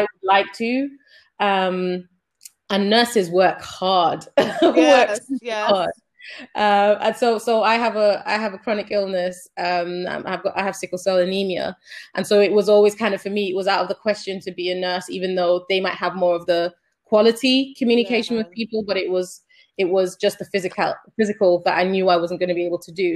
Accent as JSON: {"language": "English", "country": "Sierra Leone", "also_born_or_lived": "Germany / United Kingdom", "moved": "yes", "said": "I'm originally from Sierra Leone"}